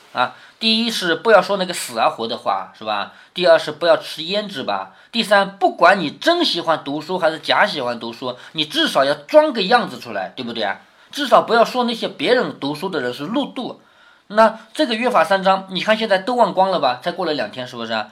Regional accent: China; 我们中国人一向都是以孝为先的

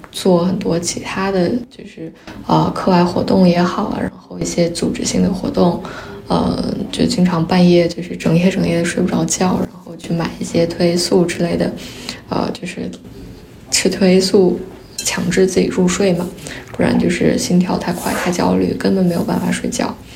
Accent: Qinghai, China; first language Mandarin; now in Singapore; 我在青海长大，然后，但是我家里的人都不是青海本地的，他们来自五湖四海

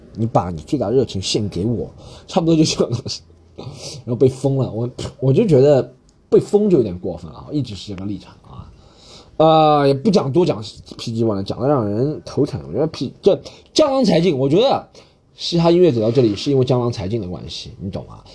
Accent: China; moved away; 我们中国人

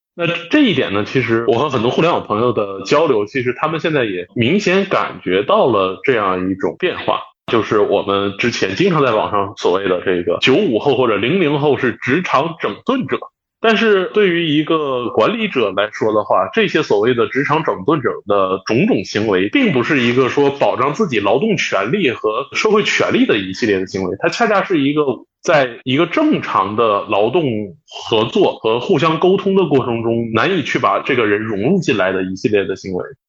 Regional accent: Northeast China, China; 我家是东北的

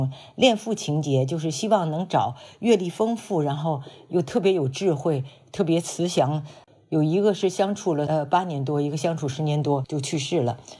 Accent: Beijing, China; moved away as an adult; also born or lived in Shaan-Gan-Ning Border Region / United Kingdom / Berkeley, United States; now in Hawaii, United States; 我是解放前夕在陕甘宁边区出生，在驴背上驮着到北京。呃，七岁以前都是在全托的幼儿园，

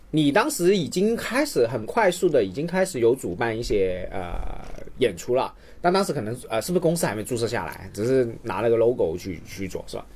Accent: Shenzhen, Guangdong, China; 因为我本来在深圳长大

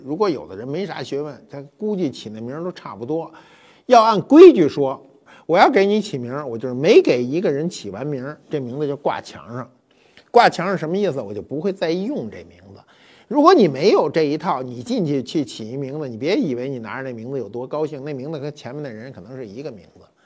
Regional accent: China; 我们中国人直接，啊，尤其生人直接直接呼名字是不礼貌的

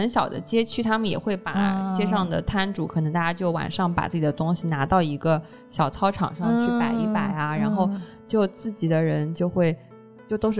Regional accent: Hangzhou, Zhejiang, China; 毕竟我们是杭州人。

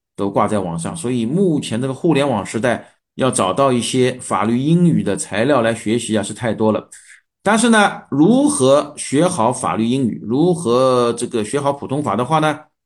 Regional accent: China; 我们中国人

